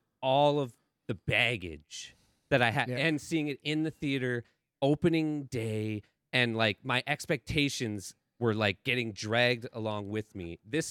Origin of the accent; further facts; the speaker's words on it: Canada; That's how you can tell I'm Canadian, by the way.